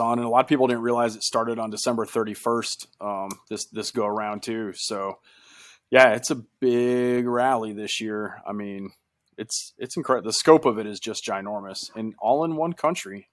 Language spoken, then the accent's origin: English; United States; we're two American guys